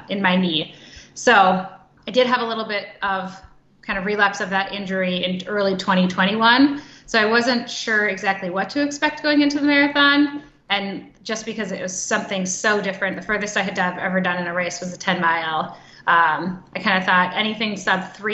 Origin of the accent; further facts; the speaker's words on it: Minnesota, United States; I am from Minnesota